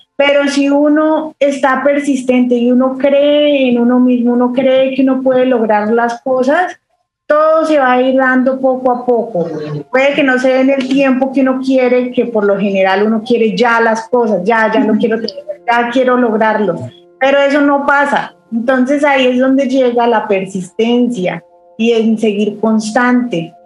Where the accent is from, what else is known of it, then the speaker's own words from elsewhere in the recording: a city near Bogotá, Cundinamarca, Colombia; moved away as an adult; also born or lived in Ireland; now in Bahrain; yo viví en, una ciudad cerca a Bogotá, pero cuando yo tenía la edad de 17 años tuve que dejar eh, la casa de mis papás